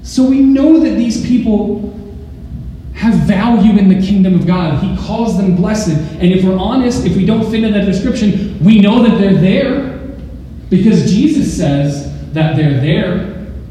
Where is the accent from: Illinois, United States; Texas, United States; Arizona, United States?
Arizona, United States; moved away; I'm from Arizona